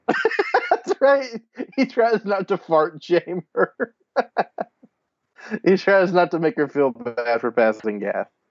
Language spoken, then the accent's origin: English; Nashville, Tennessee, United States; I'm from Nashville